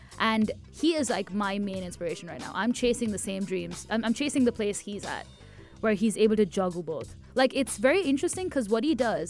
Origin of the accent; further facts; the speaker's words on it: Tamil Nadu, India; first language Tamil; English is a second language; I'm Tamilian, South India, that's the language I speak, but I'm not as comfortable with Tamil music as I am